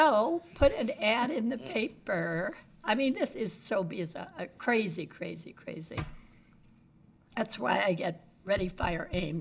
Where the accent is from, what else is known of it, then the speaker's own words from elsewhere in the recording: Miami Beach, Florida, United States; moved away; also born or lived in Chicago; I grew up in Miami Beach